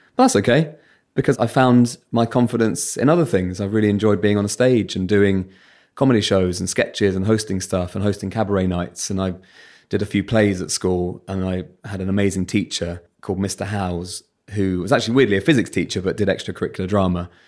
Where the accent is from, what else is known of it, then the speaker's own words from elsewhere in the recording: Bromley, London, United Kingdom; accent: Southern; It's very normal Bromley-based childhoods